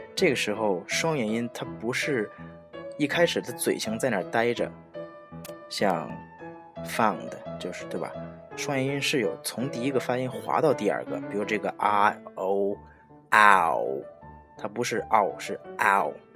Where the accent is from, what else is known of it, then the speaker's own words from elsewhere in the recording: China; 我们中国人说话的习惯是用口腔的前半部分